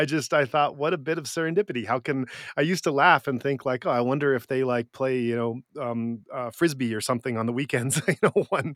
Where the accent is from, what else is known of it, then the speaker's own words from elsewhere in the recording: Occidental, California, United States; moved away; also born or lived in Japan; if there's one place that is truly my hometown in my heart, where I did spend most of my formative years, it's a very small town in Northern California that doesn't even have a stoplight, called Occidental.